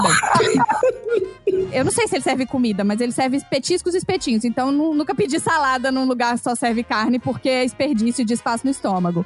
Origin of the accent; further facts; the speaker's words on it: Brazil; moved away; Eles perguntam de onde eu sou, e aí quando você fala Brasil